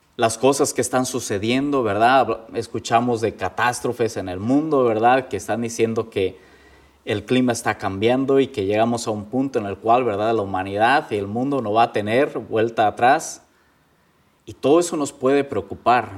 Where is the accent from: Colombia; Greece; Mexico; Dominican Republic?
Mexico; moved away as an adult; now in Indiana, United States; Soy legionario de Cristo, vengo de México